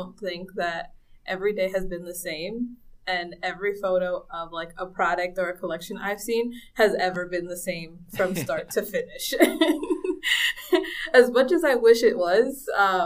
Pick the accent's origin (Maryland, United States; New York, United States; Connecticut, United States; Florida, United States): New York, United States; Central Islip; moved away as an adult; also born or lived in Dominican Republic; now in Portland, United States; I grew up in Central Islip, which is on Long Island